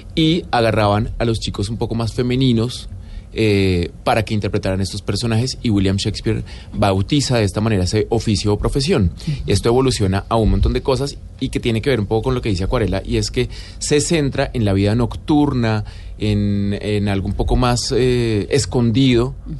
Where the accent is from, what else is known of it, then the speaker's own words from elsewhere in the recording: Colombia; also born or lived in Buenos Aires, Argentina; Yo siento que la indiferencia como colombianos es absolutamente fuerte y característica